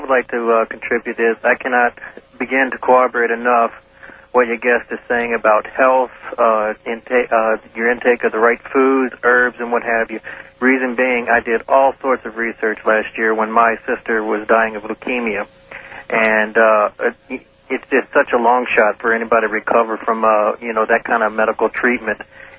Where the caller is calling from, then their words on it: New Orleans, Louisiana, United States; Armeister … in New Orleans.